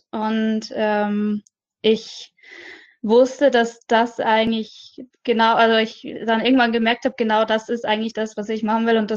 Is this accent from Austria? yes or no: yes; Austria; now in Düsseldorf, Germany; Ich komme ursprünglich aus Österreich, halb Österreich. Also meine Mutter ist Österreicherin, mein Vater ist Isländer.